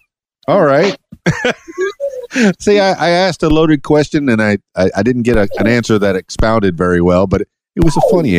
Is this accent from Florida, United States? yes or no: yes; Miami, Florida, United States; now in Conway, United States; and I'm a big city boy. I'm from Miami, and I moved here to Conway, and wow, what a difference.